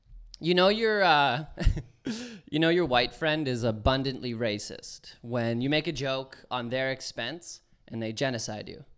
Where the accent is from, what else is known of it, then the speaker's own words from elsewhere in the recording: Cold Lake, Alberta, Canada; Cold Lake, which is where I'm from